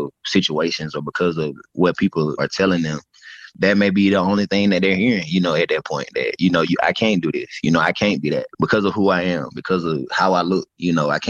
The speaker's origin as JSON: {"language": "English", "town": "Dothan", "region": "Alabama", "country": "United States", "tie": "born or raised there", "said": "When I growing up in Alabama, growing up in Dothan where I'm from"}